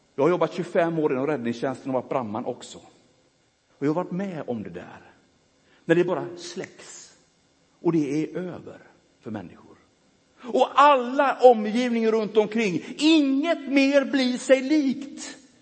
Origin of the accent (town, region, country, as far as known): Gothenburg, Västra Götaland, Sweden; born or raised there